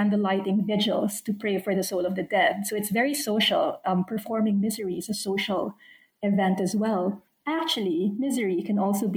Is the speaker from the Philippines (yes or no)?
yes; Philippines; moved away as an adult; also born or lived in United States / United Kingdom / Australia; now in Canberra, Australia; I was born and raised in the Philippines, but I've spent my adult life living elsewhere in the US, in the UK, and now Australia.